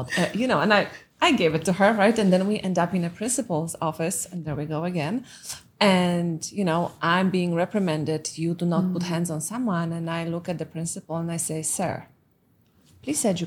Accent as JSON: {"language": "English", "country": "Poland", "tie": "born or raised there", "second_language": "English", "moved": "yes", "said": "My mom is Russian and I was growing up in Poland during communism"}